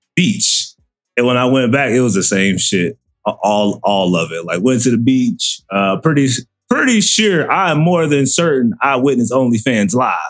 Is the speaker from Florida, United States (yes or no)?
yes; Florida, United States; moved away; I was born in Florida, so I spent a lot of time like in South Florida